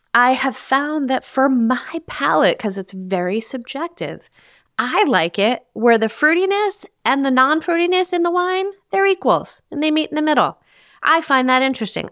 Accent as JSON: {"language": "English", "region": "New Jersey", "country": "United States", "tie": "born or raised there", "said": "growing up in New Jersey"}